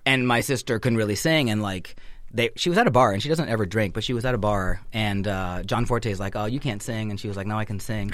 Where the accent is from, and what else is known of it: Northern California, United States; born or raised there